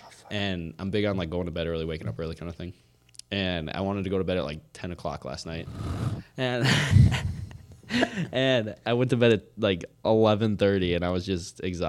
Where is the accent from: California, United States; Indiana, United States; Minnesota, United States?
Minnesota, United States; Otsego; born or raised there; also born or lived in Coon Rapids